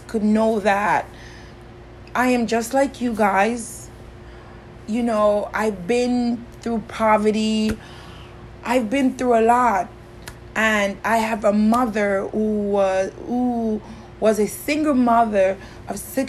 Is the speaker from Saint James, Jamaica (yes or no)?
no; Kingston, Jamaica; I grew up in Kingston, Jamaica, and I grew up in the slums of Jamaica